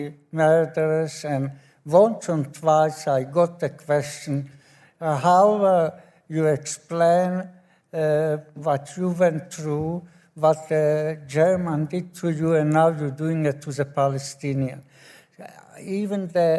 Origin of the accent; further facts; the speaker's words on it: Slovakia; moved away as an adult; now in Ireland; I was born in Slovakia